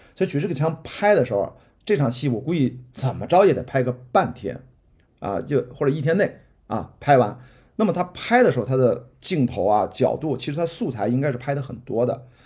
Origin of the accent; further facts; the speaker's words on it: Qingdao, Shandong, China; now in Beijing, China; 我的家乡是青岛，青岛刘亭机场是我小时候飞的最多的机场